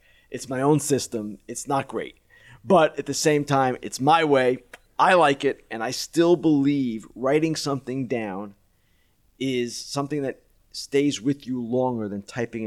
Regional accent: Long Island, New York, United States; I'm from Long Island

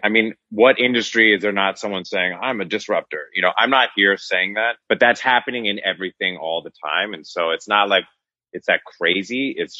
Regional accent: Northern California, United States; born or raised there; now in Los Angeles, United States

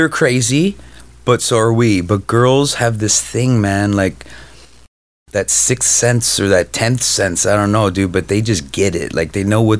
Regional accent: Canada; now in Los Angeles, United States; I'm Canadian.

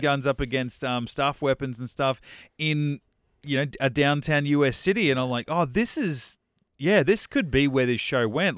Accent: Australia; I'm Australian

